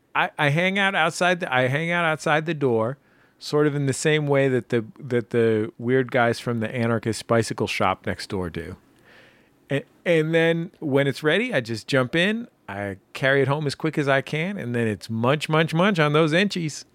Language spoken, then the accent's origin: English; San Francisco, California, United States; moved away; I was born in San Francisco and lived there for quite some time.